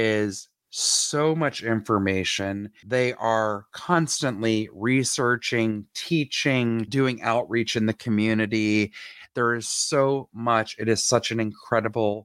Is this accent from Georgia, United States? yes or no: yes; Atlanta, Georgia, United States; I grew up in Atlanta